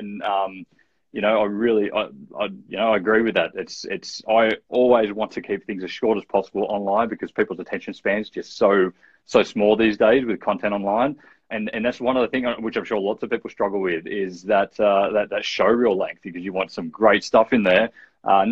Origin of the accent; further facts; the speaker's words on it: Australia; accent: Aussie; I'm from Australia